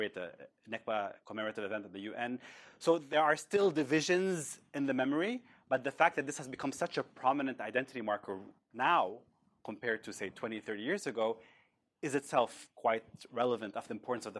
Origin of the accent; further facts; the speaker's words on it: Bethlehem, West Bank, Palestine; I grew up in Bethlehem